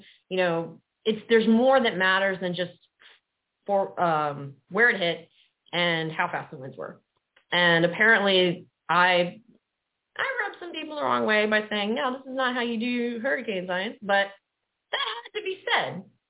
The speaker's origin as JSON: {"language": "English", "region": "Gulf Coast", "country": "United States", "tie": "born or raised there", "said": "And because I grew up on the Gulf Coast, hurricanes were where I was drawn to."}